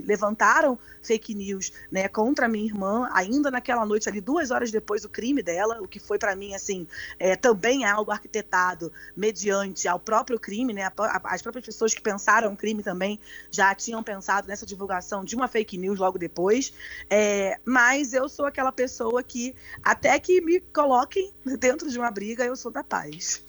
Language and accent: Portuguese; Brazil; moved away; also born or lived in United States; sendo brasileira nos Estados Unidos